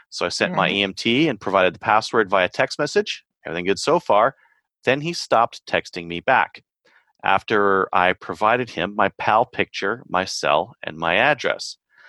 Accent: Kingston, Ontario, Canada; And hi, Kelly. I'm from Kingston, too.

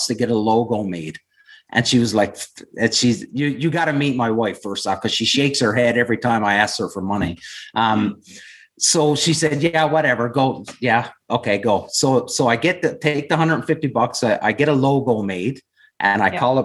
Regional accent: west coast of Newfoundland, Newfoundland and Labrador, Canada; moved away as an adult; also born or lived in Ontario / New Brunswick; originally from a small town on the west coast of Newfoundland.

